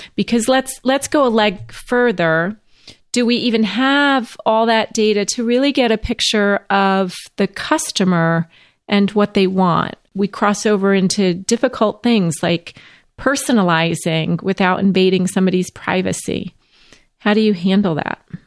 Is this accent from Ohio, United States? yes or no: no; St. Louis, Missouri, United States; I was born in St. Louis.